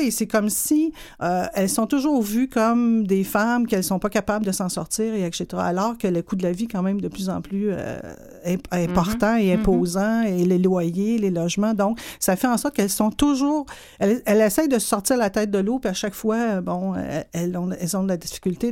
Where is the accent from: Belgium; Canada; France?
Canada; Montreal, Quebec; je viens d'une famille de sept enfants. Euh, dans le quartier ouvrier de Hochelaga-Maisonneuve.